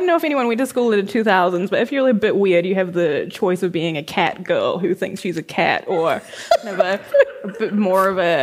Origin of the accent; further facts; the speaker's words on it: Auckland, New Zealand; I used to write in the food court at Lynn Mall in New Lynn when I was a teenager because, like, I'm from West Auckland